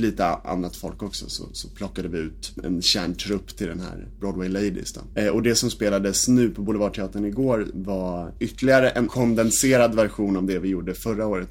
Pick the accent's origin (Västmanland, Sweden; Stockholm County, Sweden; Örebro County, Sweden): Stockholm County, Sweden; Nynäshamn; jag är född och uppvuxen i Nynäshamn